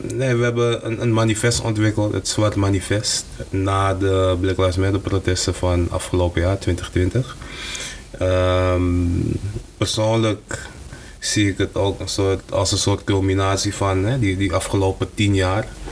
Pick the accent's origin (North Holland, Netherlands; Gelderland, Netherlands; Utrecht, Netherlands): North Holland, Netherlands; Amsterdam; ik ben in West opgegroeid